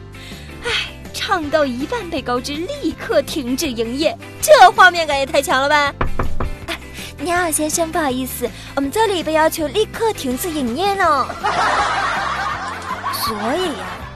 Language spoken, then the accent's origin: Chinese; Shanghai, China; 我上海人呢是没有办法去游泳的，但是呢，我们可以吃一个游泳池的珍珠啊！